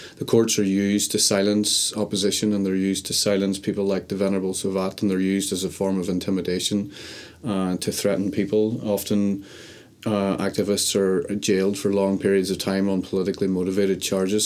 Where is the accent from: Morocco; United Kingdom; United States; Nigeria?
United Kingdom; Derry, Northern Ireland; also born or lived in Cambodia; now in London, United Kingdom; I'm a documentary filmmaker originally from Derry.